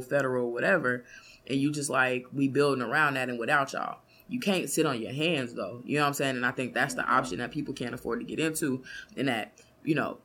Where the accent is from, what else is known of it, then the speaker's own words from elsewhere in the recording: Kansas City, United States; I grew up in Killer City.